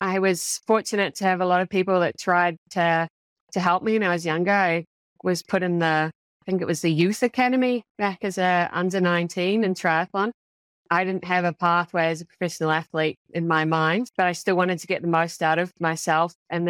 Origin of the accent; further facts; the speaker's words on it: New Zealand; Actually, I grew up in New Zealand, where swimming is not quite to the same caliber of the Aussie kids